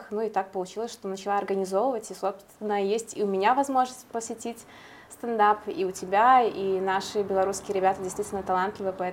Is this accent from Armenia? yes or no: no; Belarus; now in Vilnius, Lithuania; белорусские комики сталкиваются с тем, что с чем столкнулась я и многие белорусы.